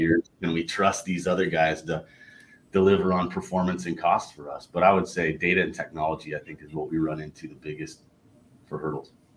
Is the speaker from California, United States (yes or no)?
yes; Southern California, United States; I grew up in Southern California, big In and Out fan